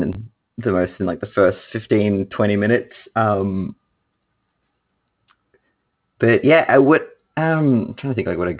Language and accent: English; Australia; I'm from Australia